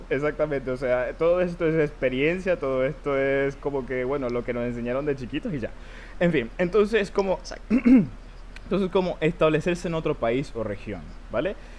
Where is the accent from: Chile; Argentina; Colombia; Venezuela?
Venezuela; Maracaibo, Zulia; also born or lived in Maturín / Puerto La Cruz / Valencia; también soy de Venezuela, soy de Maracaibo, al igual que Luis. Um, llevo casi toda mi vida viviendo aquí